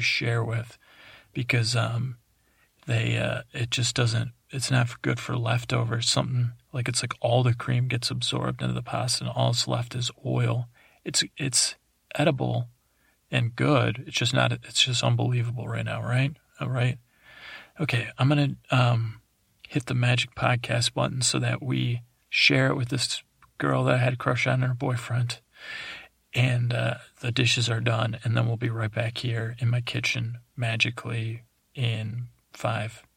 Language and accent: English; East Coast, United States; I grew up on the East Coast